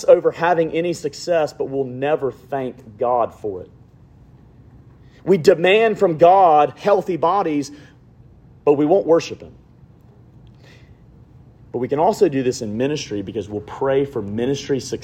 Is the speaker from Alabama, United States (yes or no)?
yes; Alabama, United States; I'm from Alabama